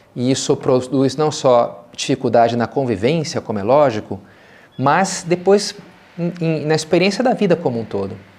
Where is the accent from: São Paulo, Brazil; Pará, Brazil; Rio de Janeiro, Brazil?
Rio de Janeiro, Brazil; meus pais moram até hoje, eu me criei, lá na, na Gávea, no Rio de Janeiro